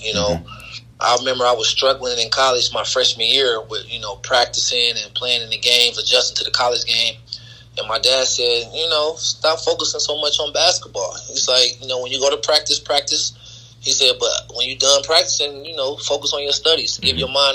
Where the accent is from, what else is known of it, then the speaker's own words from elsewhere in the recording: Dayton, Ohio, United States; I had a great experience growing up in Dayton